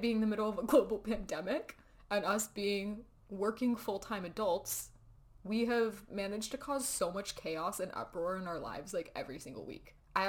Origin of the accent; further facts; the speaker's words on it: Utah, United States; now in New York City, United States; I grew up in Utah. I feel like these are important facts. I grew up Mormon.